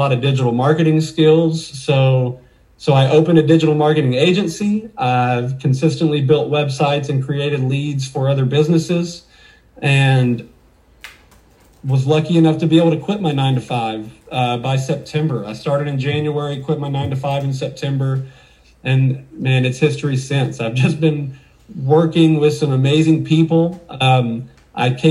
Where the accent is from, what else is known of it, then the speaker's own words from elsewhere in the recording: Waco, Texas, United States; also born or lived in Dallas, Texas; I was born in Dallas, but I moved to Waco when I was 2 years old, and I pretty much don't have any memories other than Waco